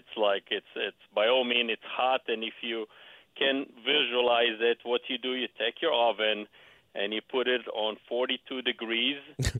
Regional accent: Israel; English is a second language; now in Scottsdale, United States; Actually, I have an accent because I came here in 91 from Israel.

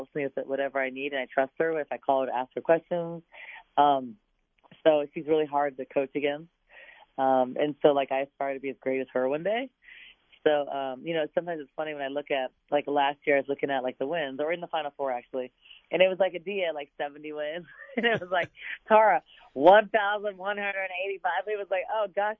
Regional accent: San Diego, California, United States; now in Arizona, United States; Getting kids from my hometown, from a good friend's program, you know, a great high school that I wish I would have gone to when I was in San Diego

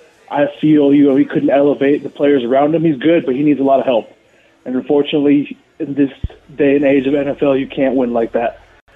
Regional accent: Las Vegas, Nevada, United States; I'm born and raised in Vegas.

